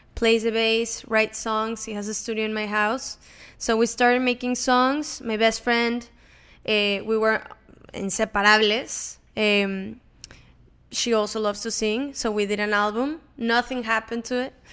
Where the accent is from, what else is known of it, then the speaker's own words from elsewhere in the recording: Monterrey, Nuevo León, Mexico; English is a second language; now in Los Angeles, United States; I'm from Monterrey, Mexico. Um, grew up there. I was born there, grew up there.